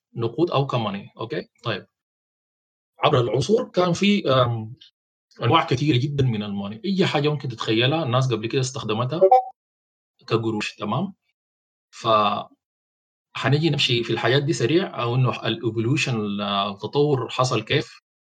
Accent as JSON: {"language": "Arabic", "country": "Sudan", "said": "البنك المركزي عندنا في السودان"}